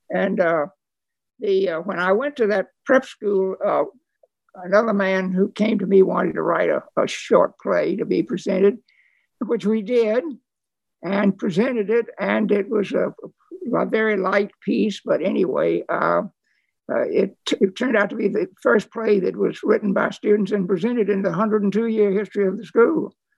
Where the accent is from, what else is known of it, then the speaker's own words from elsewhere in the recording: Nashville, Tennessee, United States; I grew up in Nashville, Tennessee